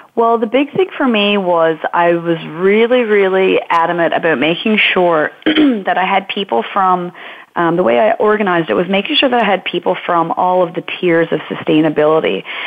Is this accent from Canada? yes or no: yes; Marystown, Newfoundland and Labrador, Canada; now in Norris Point, Canada; I'm from Marystown. We're not actually from Norris Point.